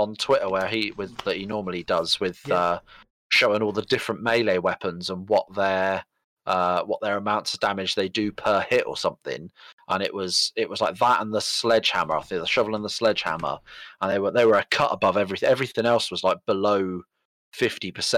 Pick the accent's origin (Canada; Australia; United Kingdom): United Kingdom; England; We're English